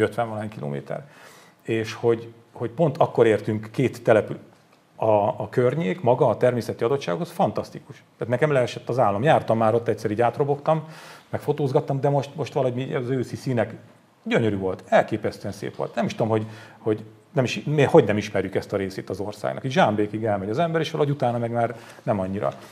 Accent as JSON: {"language": "Hungarian", "country": "Hungary", "said": "én, aki vidéki származású vagyok"}